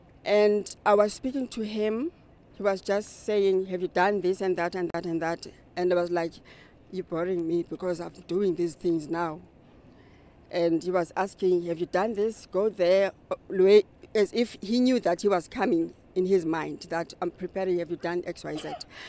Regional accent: East London, Eastern Cape, South Africa; from South Africa. I'm from the Eastern Cape, East London.

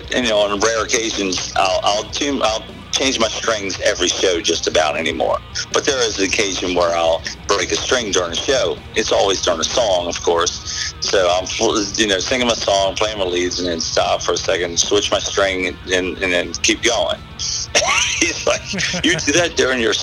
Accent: Southern Maryland, United States; also born or lived in Accokeek, Maryland / Waldorf, Maryland / La Plata, Maryland / White Plains, Maryland; I grew up in Southern Maryland

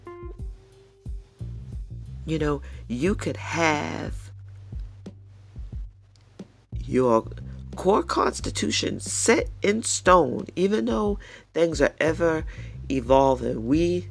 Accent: New York City, New York, United States; now in Tennessee, United States; I was born and raised in the Bronx

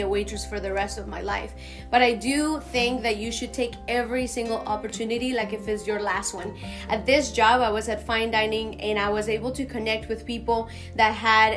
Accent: Bogotá, Colombia; English is a second language; moved away as an adult; now in Houston, United States; So I was born and raised in Bogota, Colombia, and I moved to the States after graduating from high school.

